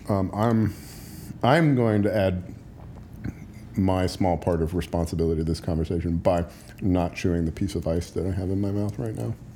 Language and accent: English; United States; as an American